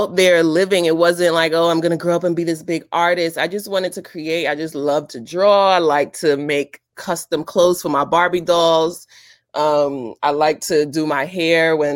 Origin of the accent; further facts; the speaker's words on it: New York City, New York, United States; I'm from East New York, Brooklyn